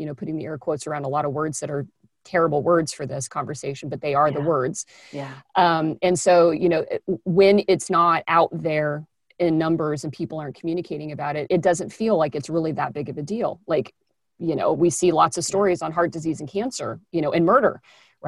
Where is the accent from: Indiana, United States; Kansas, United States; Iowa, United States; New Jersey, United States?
Kansas, United States; I'm from Kansas